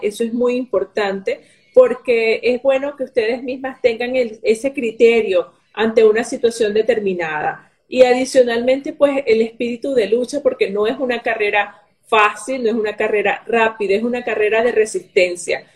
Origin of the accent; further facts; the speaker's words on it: Venezuela; moved away; soy de Venezuela